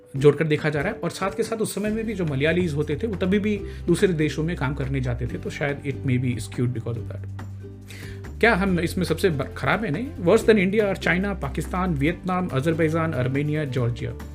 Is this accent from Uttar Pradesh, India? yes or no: no; Bihar, India; मैं बिहार से हूँ